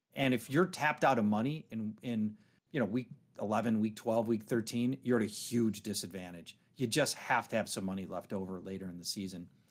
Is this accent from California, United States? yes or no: no; Minneapolis, Minnesota, United States; my hometown, Minneapolis